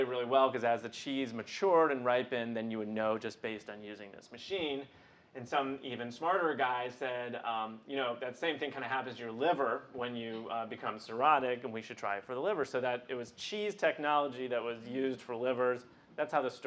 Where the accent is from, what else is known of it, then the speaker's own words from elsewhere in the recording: Midwest, United States; I'm a Midwesterner.